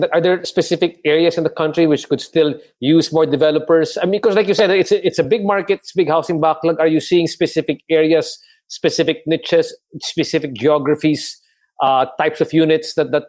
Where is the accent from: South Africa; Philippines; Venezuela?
Philippines; Cabanatuan, Central Luzon; Because we're both from Cabanatuan, Marin, di ba?